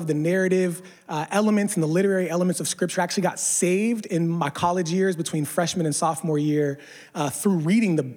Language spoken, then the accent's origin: English; Pennsylvania, United States; now in San Diego, United States; I'm from a small Rust Belt town in Pennsylvania